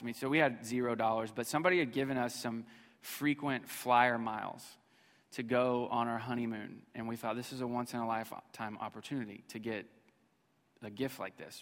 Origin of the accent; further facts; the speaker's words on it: Missouri, United States; we were motel family, uh, growing up in Missouri.